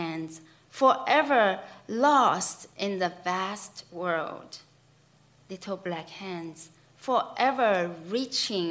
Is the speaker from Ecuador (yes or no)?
no; China; moved away; myself growing up in China